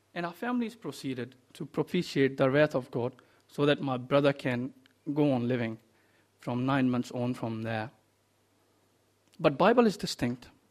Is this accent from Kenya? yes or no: no; India; moved away; I come from India